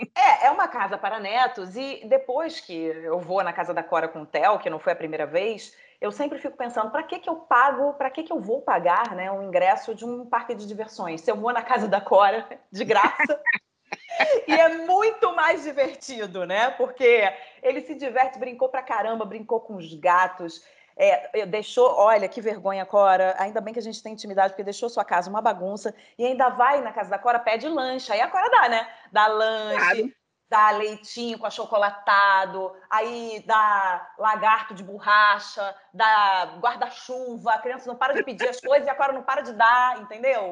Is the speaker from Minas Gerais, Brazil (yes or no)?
no; Rio de Janeiro, Brazil; moved away as an adult; now in São Paulo, Brazil; eu nunca morei em outro lugar que, que não fosse o Rio de Janeiro.